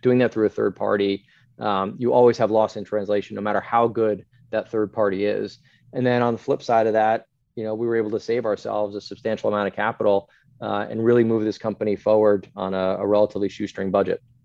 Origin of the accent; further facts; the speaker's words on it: Scotland, United Kingdom; we're from Scotland